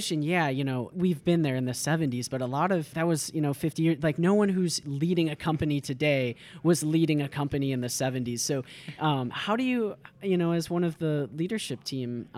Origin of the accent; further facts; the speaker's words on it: Grand Rapids, Michigan, United States; I grew up here in Grand Rapids